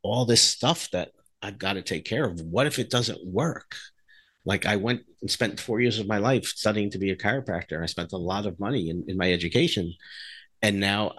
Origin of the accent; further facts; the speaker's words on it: New Jersey, United States; I grew up in New Jersey